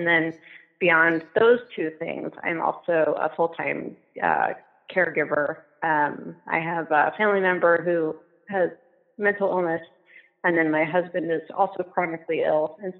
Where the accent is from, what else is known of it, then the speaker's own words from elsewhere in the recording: Portland, Oregon, United States; So I am from Portland, Oregon, and then I moved around a whole bunch and have landed in Southwest Washington.